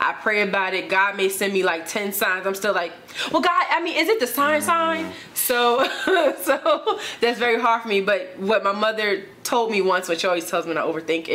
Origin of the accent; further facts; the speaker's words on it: New Jersey, United States; also born or lived in Virginia; I'm from Jersey